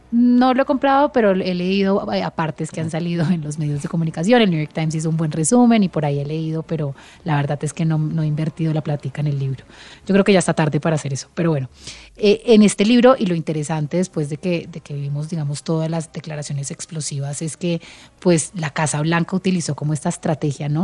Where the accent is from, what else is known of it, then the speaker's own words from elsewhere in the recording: Colombia; como colombianos